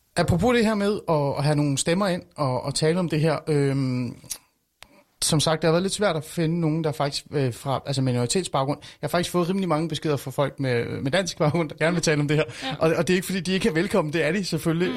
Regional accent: Iran; now in Denmark; jeg er fra Iran oprindeligt

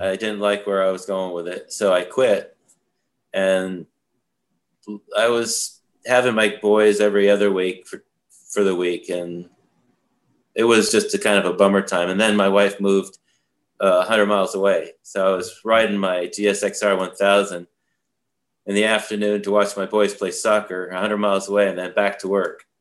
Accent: Vermont, United States; also born or lived in Saratoga Springs, New York; growing up in Vermont was a beautiful place to do that.

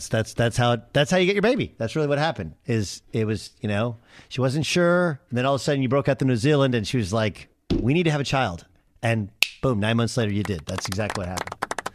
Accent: West Virginia, United States; But, you know, I'm from West Virginia, a very small town.

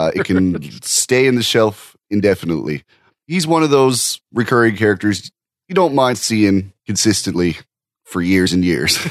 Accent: Canada; I'm a Canadian

